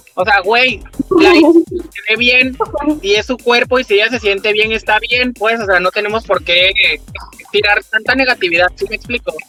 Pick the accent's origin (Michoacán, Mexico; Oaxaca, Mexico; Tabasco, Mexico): Tabasco, Mexico; Comalcalco; Soy de Comalcalco